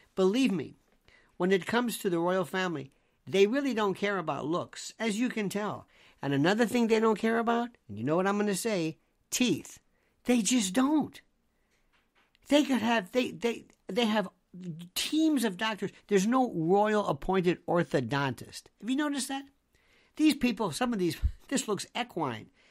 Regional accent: United States; I'm an American

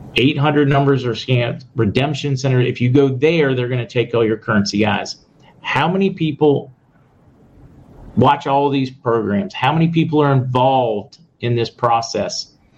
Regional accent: Indiana County, Pennsylvania, United States; moved away; I'm originally from Indiana County in Pennsylvania

